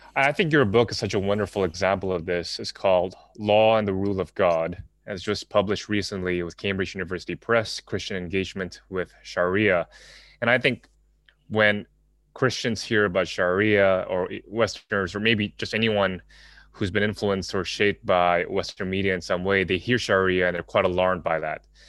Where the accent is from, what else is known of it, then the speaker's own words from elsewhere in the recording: Jakarta, Indonesia; moved away; also born or lived in United States; growing up in Jakarta, Indonesia